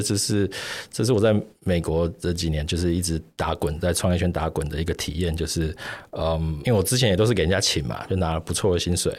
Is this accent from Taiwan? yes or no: yes; Taiwan; 我们台湾人